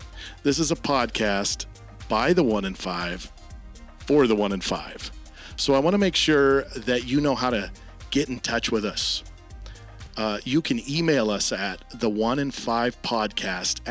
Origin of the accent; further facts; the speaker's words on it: Lake Stevens, Washington, United States; I'm from Lake Stevens